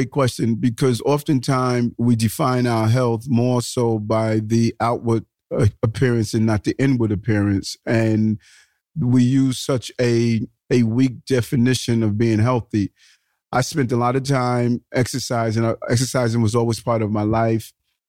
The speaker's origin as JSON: {"language": "English", "town": "New York City", "region": "New York", "country": "United States", "tie": "born or raised there", "also_born_or_lived": "Brownsville, Brooklyn", "said": "I was born in Brownsville, Brooklyn. Brownsville is one of the low economic and high crime areas of the city. And I moved to Queens in sort of a middle income community."}